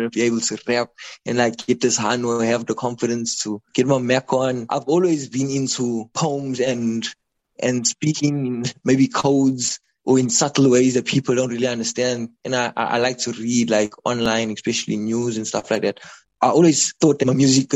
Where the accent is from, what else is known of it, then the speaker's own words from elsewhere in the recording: Durban, KwaZulu-Natal, South Africa; this is the place where I can grow, because it's my hometown